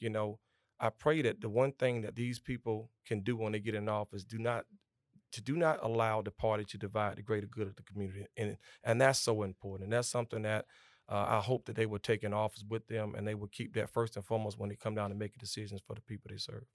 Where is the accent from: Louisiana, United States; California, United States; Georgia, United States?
Georgia, United States; Augusta; I was born and raised here in Augusta, Georgia.